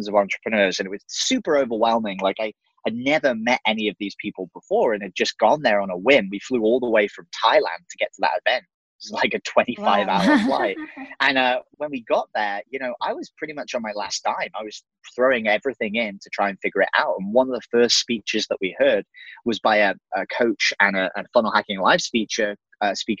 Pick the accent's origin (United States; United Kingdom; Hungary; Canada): United Kingdom; England; moved away as an adult; So I'm an English dude. So I'm actually from the UK